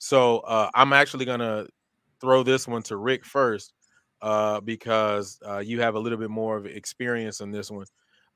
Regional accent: Texas, United States; I'm from Texas

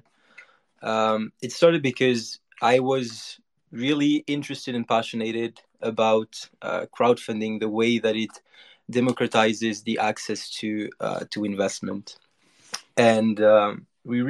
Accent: Monaco; I'm from Monaco, a small country south of France

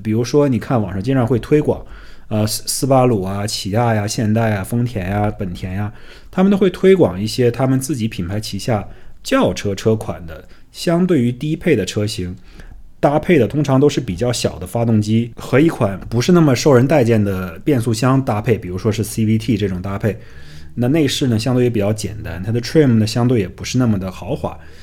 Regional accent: China; now in United States; 我们来自于中国的家庭

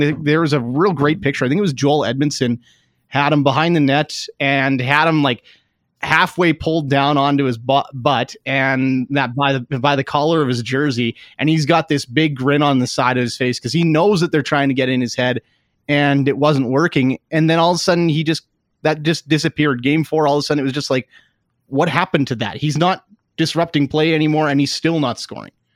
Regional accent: Canada; I am a Canadian

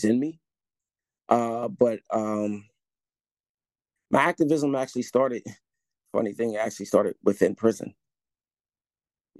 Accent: Wilmington, Delaware, United States; I was born and raised in Southbridge

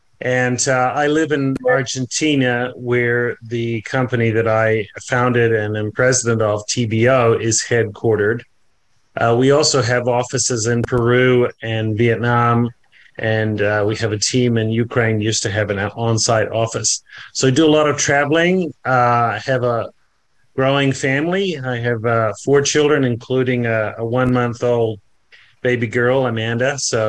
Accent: New Zealand; I'm originally from New Zealand, even though the accent seems to have been lost at some point along the road. I am a Kiwi.

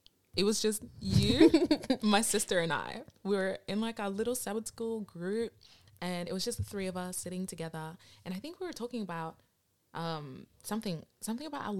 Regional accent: Nigeria; I'm Nigerian

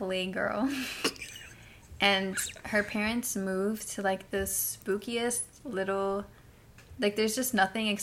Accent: Hialeah, Florida, United States; also born or lived in Pembroke Pines, Florida; I'm from Hialeah.

